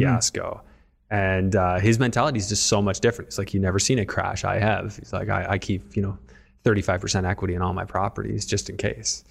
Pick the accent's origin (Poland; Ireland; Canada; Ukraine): Canada; as a Canadian